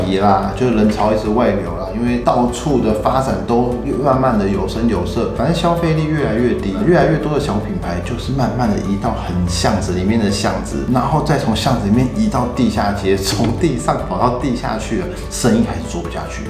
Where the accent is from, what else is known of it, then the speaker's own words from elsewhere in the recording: Taipei, Taiwan; 从小在那边混到大了